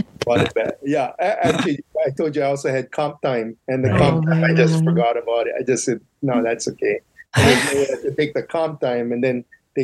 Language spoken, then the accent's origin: English; Kaneohe, Hawaii, United States; moved away as an adult; now in Maui, United States; So I grew up actually in Kaneohe. And then, so like I said, I'm a public school graduate.